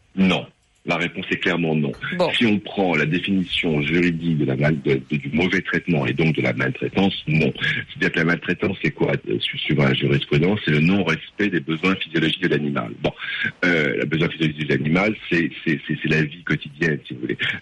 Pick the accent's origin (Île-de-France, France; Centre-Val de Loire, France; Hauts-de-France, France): Hauts-de-France, France; les Hauts-de-France, donc ma région d'origine